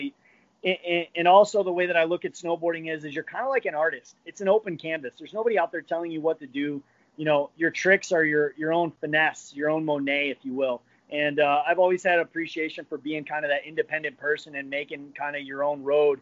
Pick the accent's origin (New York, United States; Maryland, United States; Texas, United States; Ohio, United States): Ohio, United States; Northeastern; moved away as an adult; also born or lived in Breckenridge, Colorado; I grew up in Northeastern Ohio